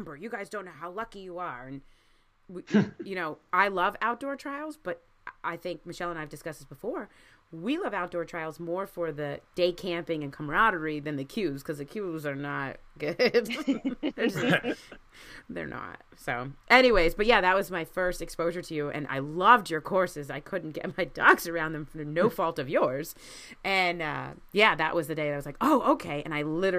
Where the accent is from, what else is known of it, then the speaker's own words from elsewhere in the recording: Baltimore, Maryland, United States; moved away; I grew up in Baltimore